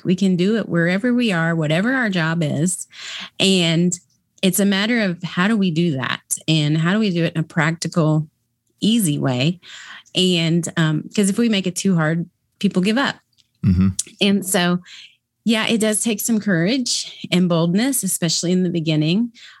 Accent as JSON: {"language": "English", "region": "Kentucky", "country": "United States", "tie": "born or raised there", "said": "I was raised in Kentucky, so it was common for us to do it there. But when we moved to the Midwest, it didn't happen."}